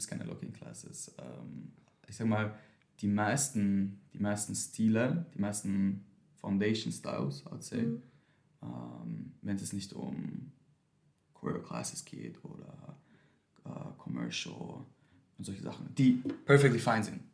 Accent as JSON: {"language": "German", "region": "Vienna", "country": "Austria", "tie": "born or raised there", "said": "Wien, ich bin in Wien aufgewachsen."}